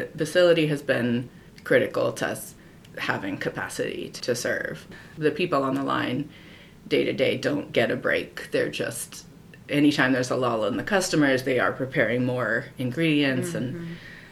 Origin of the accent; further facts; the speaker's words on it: Cincinnati, Ohio, United States; moved away as an adult; also born or lived in Japan / Kentucky; now in Columbus, United States; I'm from Cincinnati